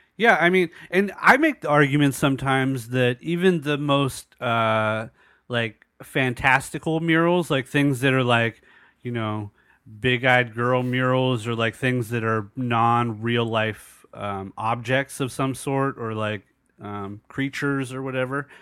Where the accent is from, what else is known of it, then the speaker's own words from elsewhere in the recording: Southern California, United States; as a young man growing up in Southern California, going through Los Angeles in the late eighties, early nineties